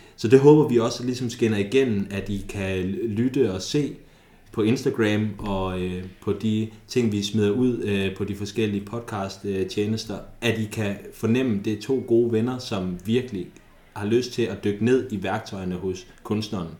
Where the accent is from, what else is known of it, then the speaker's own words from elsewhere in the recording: Thy, North Denmark Region, Denmark; vi kommer fra Thy